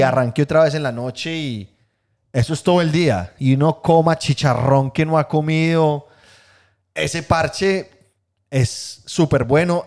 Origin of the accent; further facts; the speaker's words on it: Guatapé, Antioquia, Colombia; moved away; Yo soy de Guatapé